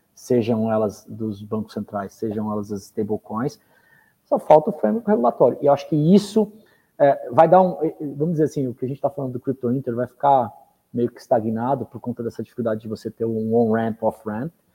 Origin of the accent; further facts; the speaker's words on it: Brazil; nós somos brasileiros